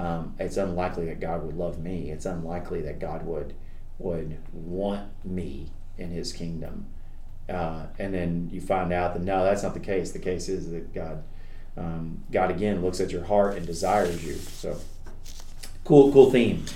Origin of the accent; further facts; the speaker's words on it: Kentucky, United States; I grew up in Kentucky, and and uh, my mom and dad took me to church every time the doors were open